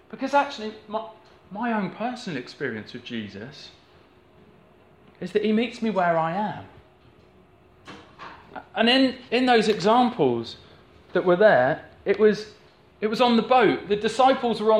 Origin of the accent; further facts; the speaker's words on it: the Southwest, South West England, United Kingdom; I grew up in the Southwest